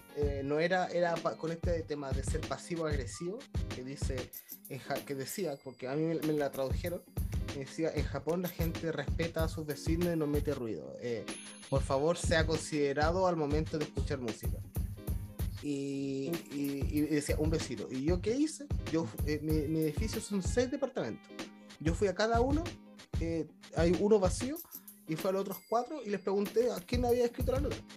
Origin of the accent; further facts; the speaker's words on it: Chile; accent: chileno; now in Japan; soy de Chile, que hablo español